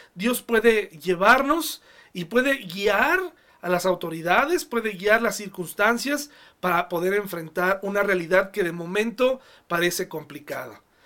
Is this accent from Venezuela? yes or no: no; Mexico; como sociedad mexicana